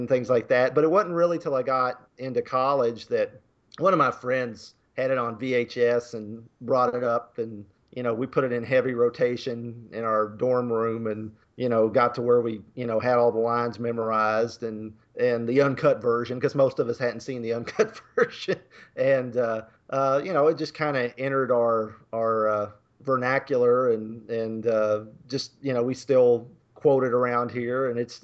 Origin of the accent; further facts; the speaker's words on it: Kentucky, United States; I'm from Kentucky